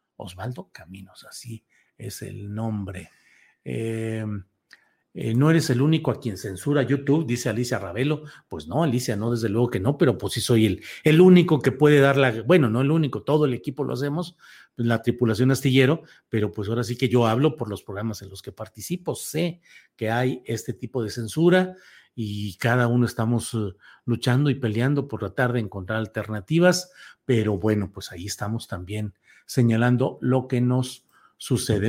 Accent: Torreón, Coahuila, Mexico; moved away; also born or lived in San Luis Potosí; San Luis Potosí mi tierra adoptiva, porque mi tierra natal es Coahuila, Torreón, Coahuila

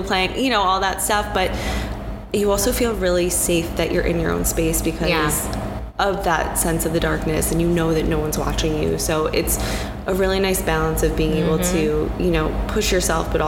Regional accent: Michigan, United States; also born or lived in Wisconsin; now in New York, United States; I'm from Michigan.

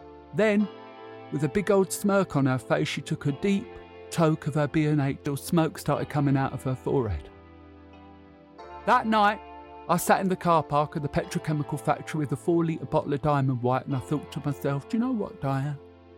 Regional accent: Canvey Island, East of England, United Kingdom; Growing up in Canvey in the 70s was ever so boring.

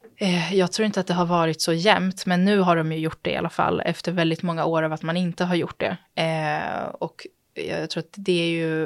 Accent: Stockholm, Stockholm County, Sweden; jag är född och uppvuxen i Stockholm

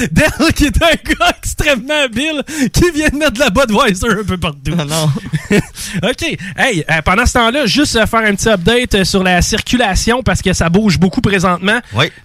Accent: Quebec City, Quebec, Canada; je suis de Limoilou.

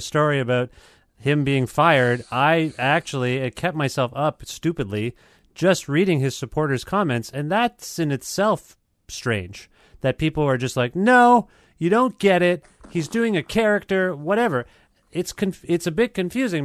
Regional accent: Canada; I'm from Canada

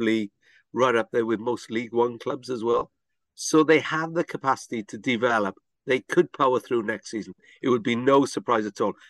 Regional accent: Wales, United Kingdom; we're not English. We're Welsh

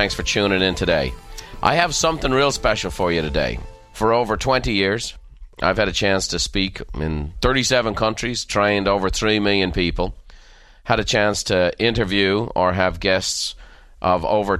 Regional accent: Ireland; As a child growing up in Ireland, I just remember thinking how outlandish it was that people would shoot for the stars

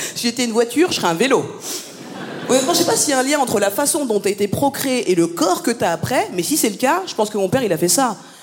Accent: France; je suis née en France, j'ai grandi en France

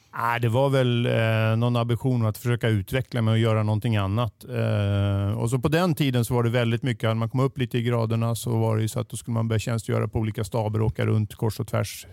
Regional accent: Stockholm, Stockholm County, Sweden; also born or lived in Boden; jag är född och uppväxt mitt här i Stockholm

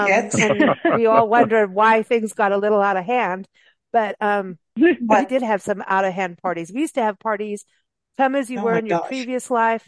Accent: Kenya; also born or lived in South Africa; And in growing up in Africa, just in Kenya and South Africa, everyone's homes had pawpaw trees and avocado trees.

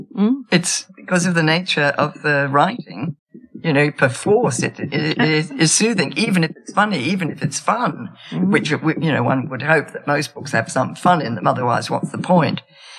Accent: Australia; I'm Australian too.

